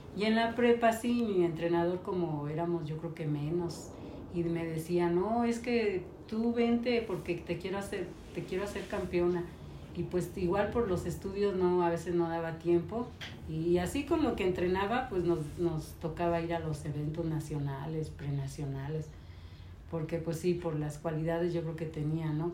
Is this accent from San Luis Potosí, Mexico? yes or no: yes; San Luis Potosí, Mexico; moved away as an adult; nací en San Luis Potosí y aquí conocí a mi esposo José Jaime López